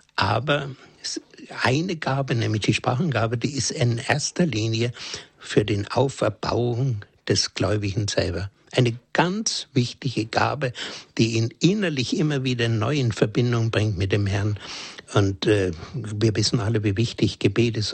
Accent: Germany; bei uns in Deutschland

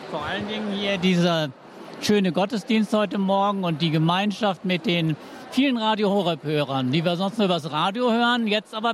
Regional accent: Hamburg, Germany; Ich komme aus der Nähe von Hamburg. Also ganz aus Norddeutschland.

